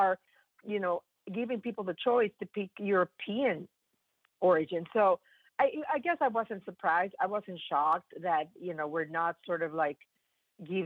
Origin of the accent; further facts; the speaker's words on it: Mexico; moved away; I'm from Mexico